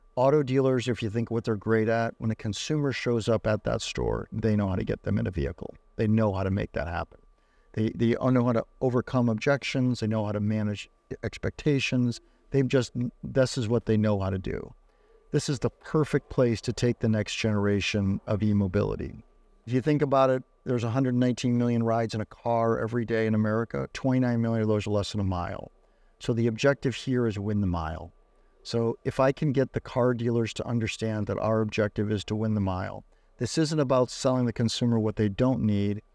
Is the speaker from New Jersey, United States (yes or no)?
no; Detroit, Michigan, United States; I grew up in Detroit